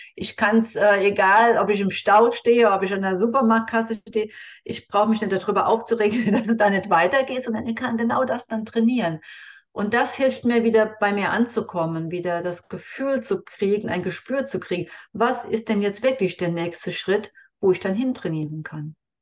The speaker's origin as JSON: {"language": "German", "country": "Germany", "said": "bei uns in Deutschland"}